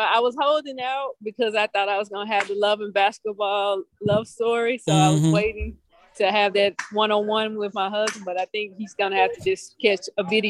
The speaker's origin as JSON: {"language": "English", "town": "Memphis", "region": "Tennessee", "country": "United States", "tie": "born or raised there", "moved": "as an adult", "lives_now": "Inglewood, United States", "said": "Which is where I live now. I was raised in Memphis, so my parents decided at an early age that they wanted to go back to their roots"}